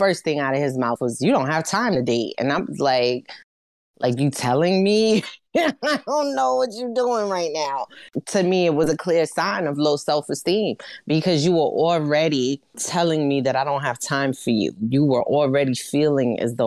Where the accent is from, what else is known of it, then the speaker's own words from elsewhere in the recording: New York City, New York, United States; I'm from Brooklyn